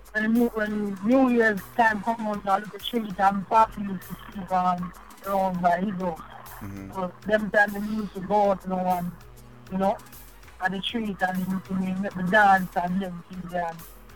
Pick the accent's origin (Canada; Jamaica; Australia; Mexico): Jamaica; moved away; growing up in Jamaica, you know, I come from a place called Montreal